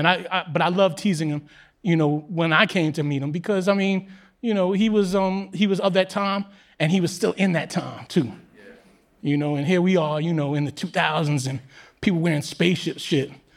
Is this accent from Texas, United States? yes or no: no; New York City, New York, United States; I grew up in New York City at a similar time, but I grew up in Queens